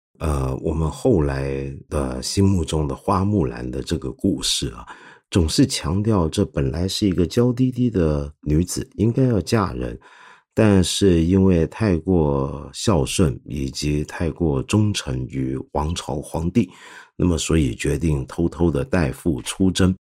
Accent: China; 在我们中华人民共和国里面，

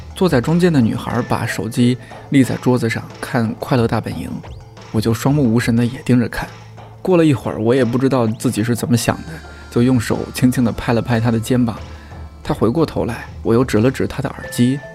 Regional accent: China; 作为中国人

